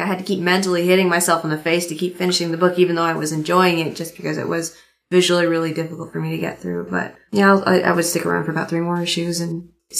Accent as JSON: {"language": "English", "country": "United States", "accent": "American", "said": "And I actually kind of like my American accent."}